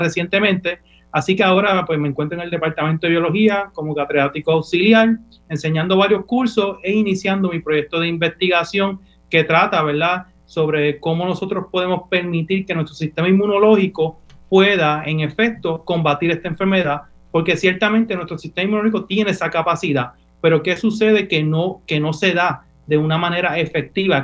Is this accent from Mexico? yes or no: no; Fajardo, Puerto Rico; yo me crié entre el sector Villa Clarita y Barriada Obrera en el pueblo de Fajalto